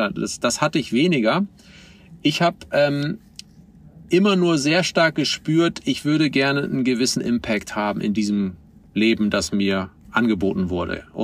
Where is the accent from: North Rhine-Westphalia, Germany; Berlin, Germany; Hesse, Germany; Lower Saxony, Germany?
Lower Saxony, Germany; Oldenburg; meiner Heimatstadt Oldenburg. Die hat so 160.000 Einwohner